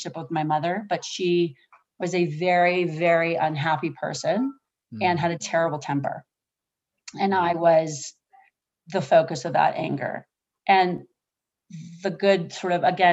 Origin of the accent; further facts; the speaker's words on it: Oahu, Hawaii, United States; I was born in Oahu in a pink hospital. It was a military hospital called Tripler.